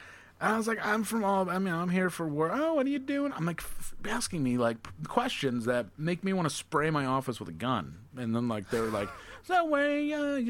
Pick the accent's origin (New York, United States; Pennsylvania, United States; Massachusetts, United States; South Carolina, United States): New York, United States; Albany; Albany, New York